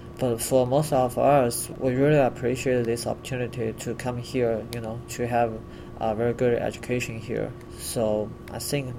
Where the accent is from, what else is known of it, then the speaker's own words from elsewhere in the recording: China; English is a second language; moved away as an adult; now in United States; For us, even we started learning English very young, but we didn't speak a lot when we was in China.